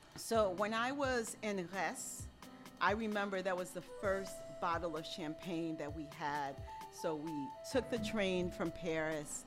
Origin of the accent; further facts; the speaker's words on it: Haiti; moved away; I grew up in Haiti